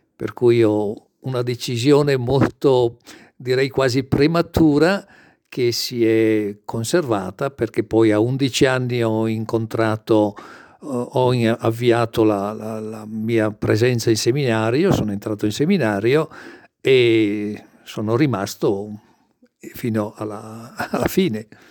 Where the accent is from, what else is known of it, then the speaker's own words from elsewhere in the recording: Brescia, Lombardy, Italy; io sono nato e cresciuto a Brescia